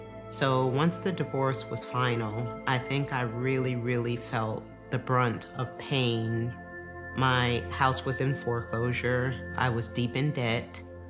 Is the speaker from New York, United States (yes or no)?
yes; New York, United States; I grew up in New York.